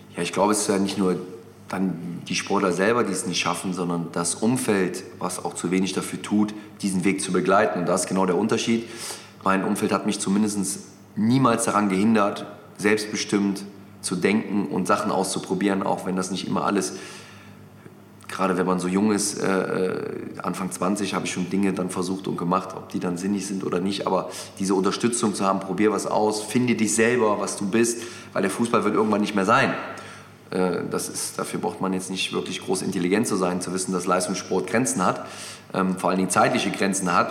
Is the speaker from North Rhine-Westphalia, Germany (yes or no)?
yes; Mönchengladbach, North Rhine-Westphalia, Germany; moved away as an adult; now in Hamburg, Germany; Gladbach ist meine Heimat